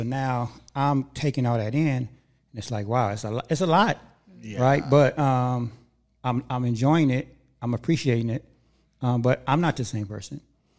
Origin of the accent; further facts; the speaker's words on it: Los Angeles, California, United States; now in Antelope Valley, United States; Because I grew up in Hollywood and in LA, but ever since I moved out here, I want to say, I moved out here about 5 years ago.